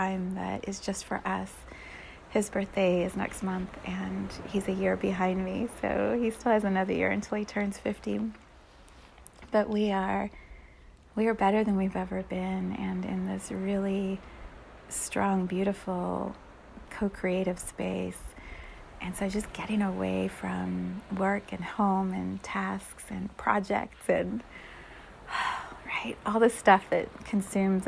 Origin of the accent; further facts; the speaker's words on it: United States; we as an American community